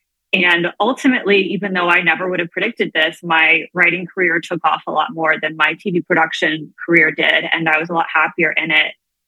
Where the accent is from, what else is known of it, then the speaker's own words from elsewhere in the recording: U.S. Virgin Islands; now in New York City, United States; I grew up in the Virgin Islands, and I still have like half of my soul there. I have a whole giant extended family down there and go down all the time.